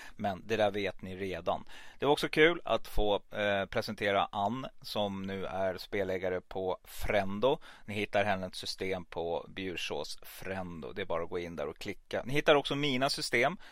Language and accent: Swedish; Stockholm, Stockholm County, Sweden; also born or lived in Gävle / Hudiksvall; now in Falun, Sweden; jag är född i Gävle, men eh, uppväxt i Stockholm